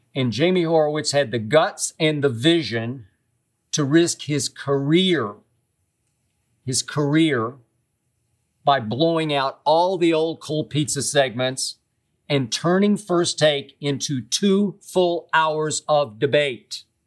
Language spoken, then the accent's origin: English; Oklahoma City, Oklahoma, United States; also born or lived in Tennessee; now in Los Angeles, United States; I grew up in Oklahoma City and went to Vanderbilt University